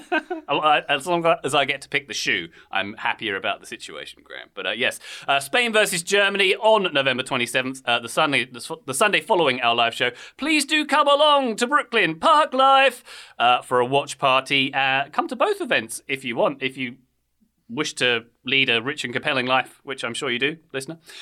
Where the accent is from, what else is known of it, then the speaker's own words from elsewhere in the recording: England, United Kingdom; I am an Englishman with a strong affinity for the US